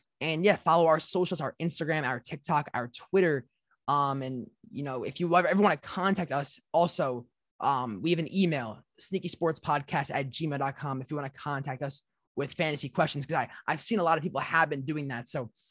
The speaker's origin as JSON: {"language": "English", "region": "New Jersey", "country": "United States", "said": "we're from New Jersey"}